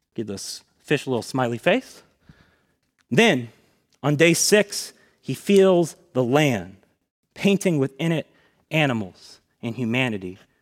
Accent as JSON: {"language": "English", "town": "Tallahassee", "region": "Florida", "country": "United States", "tie": "born or raised there", "said": "I grew up here in Tallahassee, going to Buck Lake Elementary School, then Swift Creek Middle, and then Lincoln High School."}